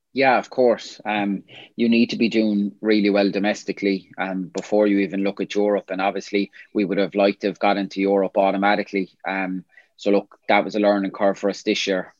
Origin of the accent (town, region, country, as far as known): Limerick, Munster, Ireland; born or raised there; moved away as an adult; also born or lived in Scotland